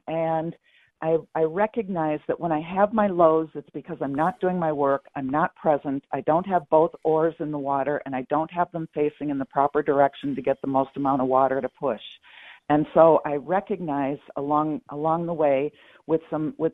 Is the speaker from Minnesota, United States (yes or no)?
yes; Minnesota, United States; moved away; also born or lived in London, Ontario, Canada / Arizona; I'm from Minnesota